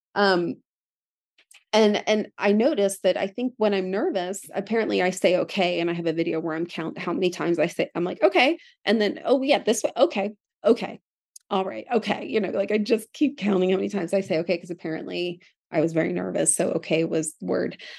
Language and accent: English; Philadelphia, Pennsylvania, United States; I grew up in Philadelphia